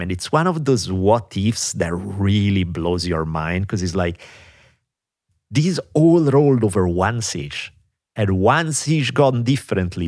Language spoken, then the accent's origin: English; Italy; moved away; growing up in Italy